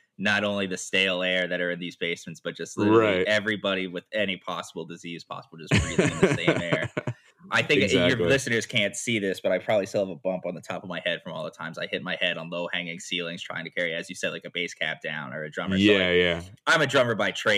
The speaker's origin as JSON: {"language": "English", "town": "Quakertown", "region": "Pennsylvania", "country": "United States", "tie": "born or raised there", "said": "I grew up in Quakertown, Pennsylvania"}